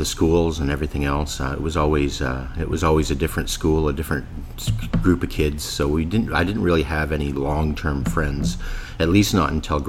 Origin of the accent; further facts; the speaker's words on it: Winnipeg, Manitoba, Canada; born there; I was born here in Winnipeg.